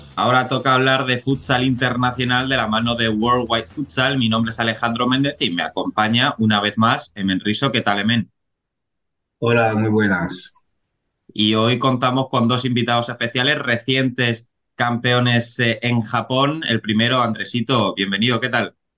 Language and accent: Spanish; Cartagena, Region of Murcia, Spain; yo que soy de Cartagena